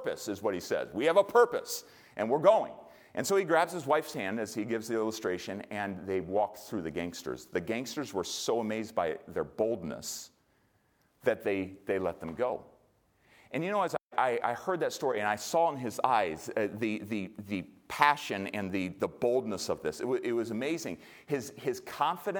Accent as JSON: {"language": "English", "country": "United States", "said": "as an American"}